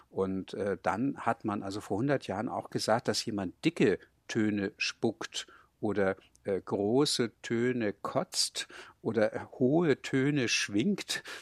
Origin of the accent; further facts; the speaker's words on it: Hamburg, Germany; bin gebürtiger Hamburger und im Elternhaus wurde Hochdeutsch gesprochen. Das war einfach meine normale Sprache.